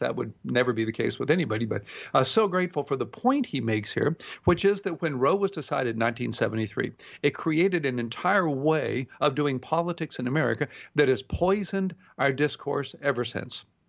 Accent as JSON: {"language": "English", "town": "Houston", "region": "Texas", "country": "United States", "tie": "born or raised there", "said": "growing up in Houston, Texas"}